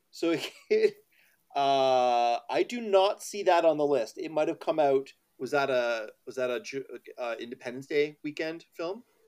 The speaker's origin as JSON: {"language": "English", "country": "Canada", "said": "as a Canadian"}